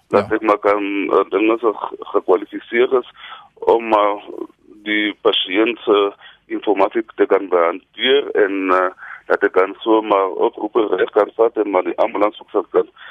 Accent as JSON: {"language": "Afrikaans", "town": "Barkly West", "region": "Northern Cape", "country": "South Africa", "tie": "born or raised there", "moved": "yes", "lives_now": "Kimberley, South Africa", "said": "ek het groot geword hier in Tafelberg"}